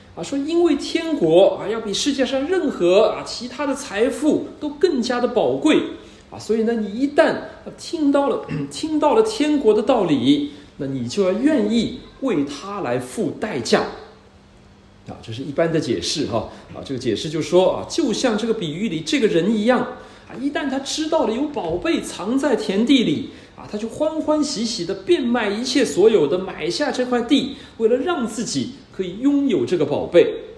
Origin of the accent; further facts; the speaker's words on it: China; 也不是我们中国人常常以为的那个天堂